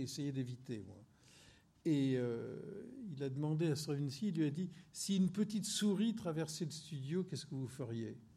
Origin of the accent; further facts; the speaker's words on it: Corsica, France; je suis un feignant, je suis corse, moi